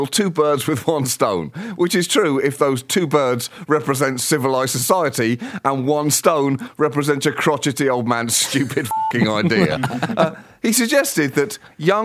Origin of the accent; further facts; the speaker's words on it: United Kingdom; moved away; I am from Great Britain. I am Great British